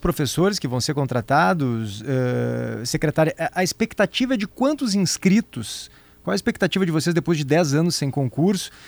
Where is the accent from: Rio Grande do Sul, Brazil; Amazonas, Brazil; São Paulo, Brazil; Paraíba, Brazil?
Rio Grande do Sul, Brazil